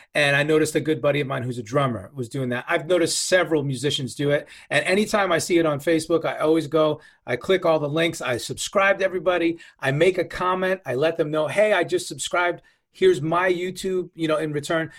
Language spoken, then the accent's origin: English; New York, United States; now in West Coast, United States